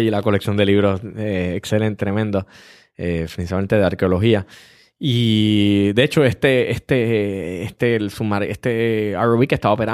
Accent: Puerto Rico

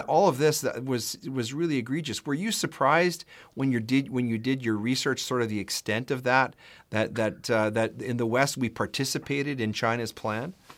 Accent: Canada; I am a husband, a father, a lawyer, a Christian, and a proud Canadian

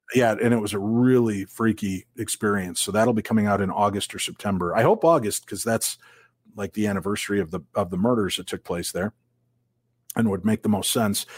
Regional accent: Illinois, United States; now in Minnesota, United States; I grew up in Illinois

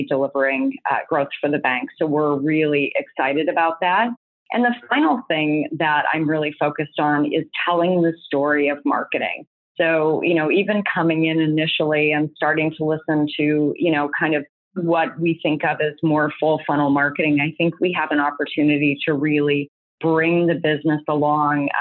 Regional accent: United States; also born or lived in Canada; I'm American.

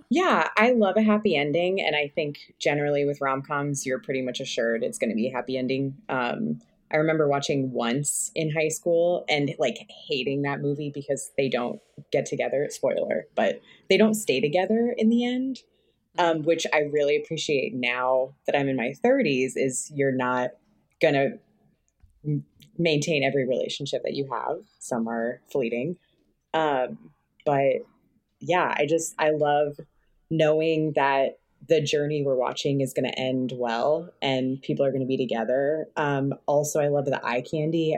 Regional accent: Connecticut, United States; now in Los Angeles, United States; I grew up in Connecticut, like from a long line of liberals

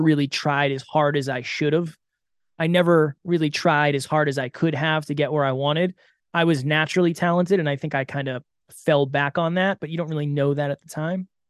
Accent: Massachusetts, United States; I grew up in Massachusetts

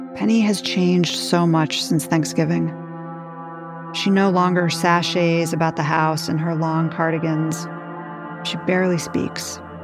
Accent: New York, United States; I grew up in New York

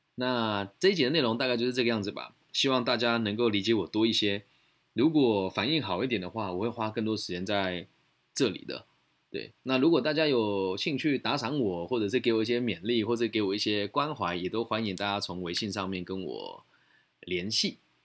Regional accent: Taiwan; 就回来台湾，想从找份工作

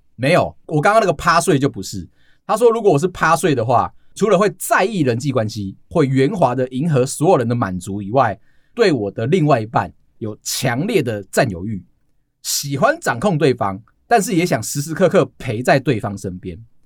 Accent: Taiwan; 我们台湾人

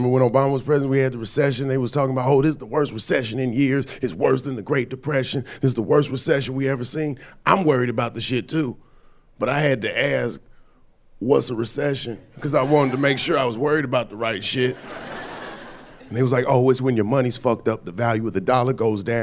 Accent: Atlanta, Georgia, United States; moved away; I'm from Atlanta, I'm from the South. I was back home like 2 weeks ago

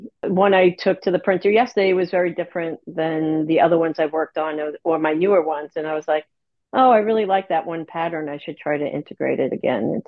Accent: New York City, New York, United States; also born or lived in Manhattan, New York; I was born and raised in Staten Island, New York

